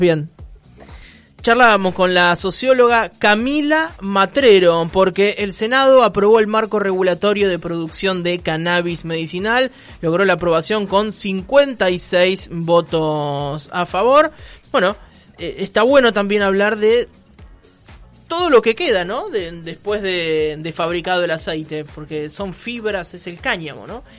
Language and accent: Spanish; Argentina; los argentinos somos irrecuperables